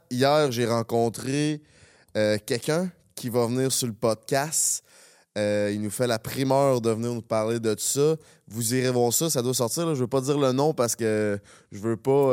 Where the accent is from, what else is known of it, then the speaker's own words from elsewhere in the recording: Quebec City, Quebec, Canada; now in Montreal, Canada; on vient de Québec